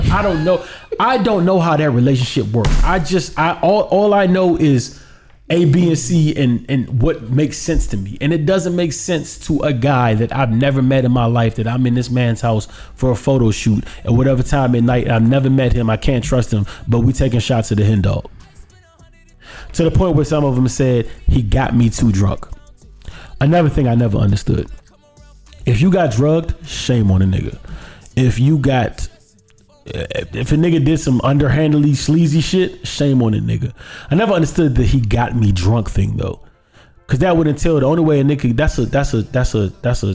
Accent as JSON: {"language": "English", "country": "United States", "said": "as an American"}